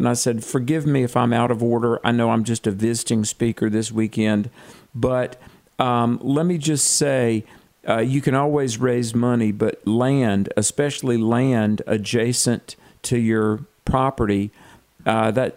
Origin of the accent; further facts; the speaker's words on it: United States; I'm an American.